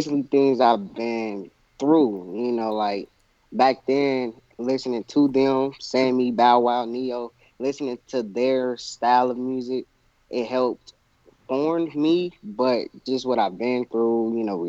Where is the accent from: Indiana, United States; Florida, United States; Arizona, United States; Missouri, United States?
Missouri, United States; Kansas City; I'm coming out from Missouri, Kansas City, Missouri